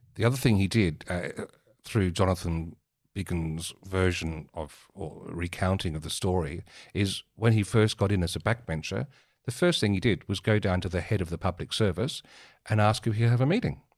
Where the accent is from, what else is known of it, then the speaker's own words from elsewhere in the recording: Marion, South Australia, Australia; growing up in Mar-, the suburbs of Marion in the seventies